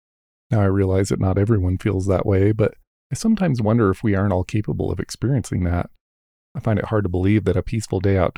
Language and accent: English; Rocky Mountains, United States; I was blessed with growing up in the Rocky Mountains, and that has been my playground for nearly all of my life. Growing up in the mountains and spending so much time out in nature has been absolutely the best part of my life.